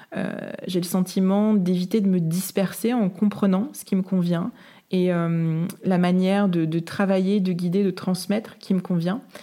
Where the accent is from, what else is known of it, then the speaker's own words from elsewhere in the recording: Saint-Malo, Brittany, France; chez moi à Saint-Malo